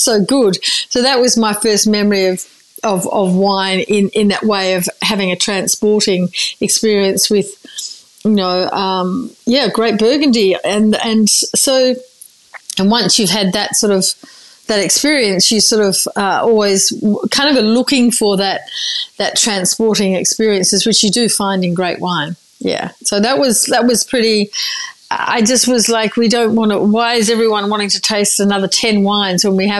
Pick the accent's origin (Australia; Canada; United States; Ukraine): Australia; Margaret River, Western Australia; also born or lived in Busselton; Actually, we were born in Busselton, which is in the same region, then moved out to Margaret River in the late 70s.